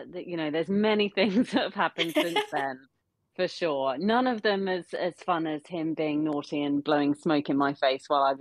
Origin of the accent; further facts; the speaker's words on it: United Kingdom; as a British person